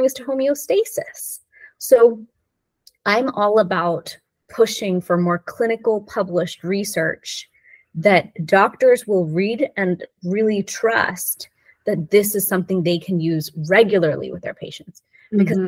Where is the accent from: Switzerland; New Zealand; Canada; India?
India; now in United States; we as Indians